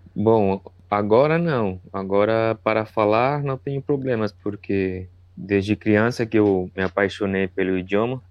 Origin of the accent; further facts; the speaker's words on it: Chile; Portuguese is a second language; sou do Chile